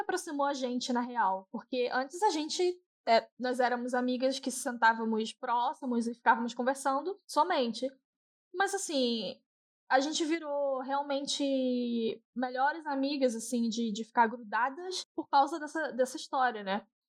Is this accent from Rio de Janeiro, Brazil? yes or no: yes; Rio de Janeiro, Brazil; moved away as an adult; Eu saí do Rio e em 2012 para 13